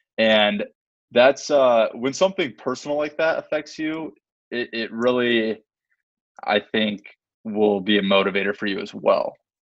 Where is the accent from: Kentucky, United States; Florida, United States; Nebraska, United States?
Nebraska, United States; Omaha; they knew I was from Omaha